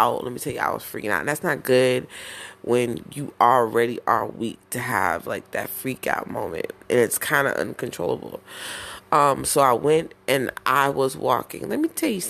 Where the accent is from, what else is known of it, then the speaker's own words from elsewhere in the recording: Browns Mills, New Jersey, United States; moved away; also born or lived in Newark, New Jersey; I was born in Newark, but you know what I'm saying? I was raised in Browns Mills